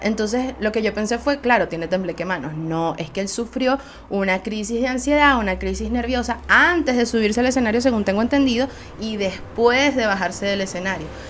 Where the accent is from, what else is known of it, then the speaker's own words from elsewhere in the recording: Venezuela; Soy una jeva de Venezuela